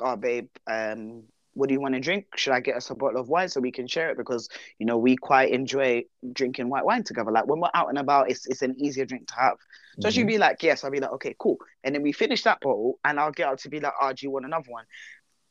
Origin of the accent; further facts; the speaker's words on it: London, United Kingdom; I'm a Londoner